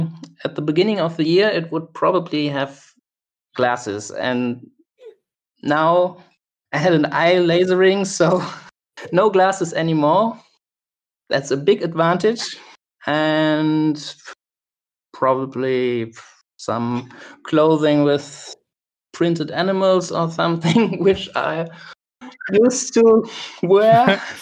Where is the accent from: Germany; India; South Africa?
Germany; English is a second language; Well, I'm from Germany. I'm based in Cologne, Germany. That's in the west of Germany.